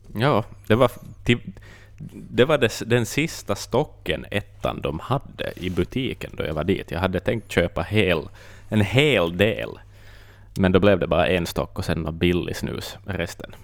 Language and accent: Swedish; Finland; vi är finnar, vi är inte britter